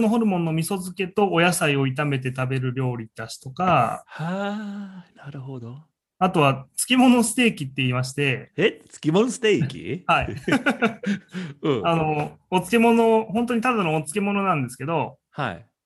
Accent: Gifu, Japan; moved away as an adult; also born or lived in Kanto; now in Osaka, Japan; 僕は岐阜県出身なので、

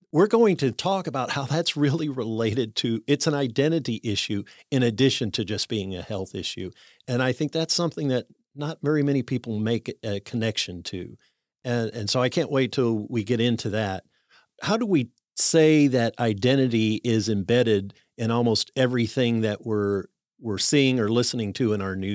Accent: Chicago, Illinois, United States; born there; So I always say I was born in Chicago with Cajun blood

